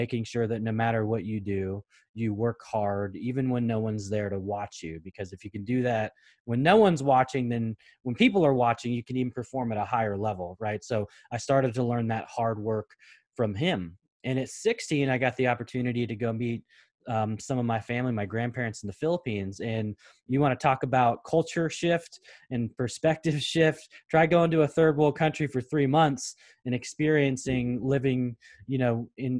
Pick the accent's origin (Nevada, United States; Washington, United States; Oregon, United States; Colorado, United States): Oregon, United States; Portland; we're growing up in North Portland